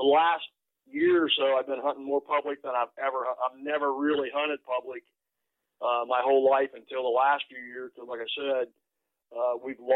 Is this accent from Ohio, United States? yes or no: yes; Sarahsville, Ohio, United States; I'm from Noble County, which is Sarasville, Ohio. Lived here my whole life since I've been born.